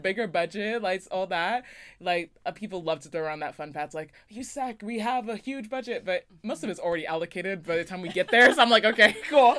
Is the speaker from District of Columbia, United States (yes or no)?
no; Las Vegas, Nevada, United States; moved away; I'm originally from Las Vegas, Nevada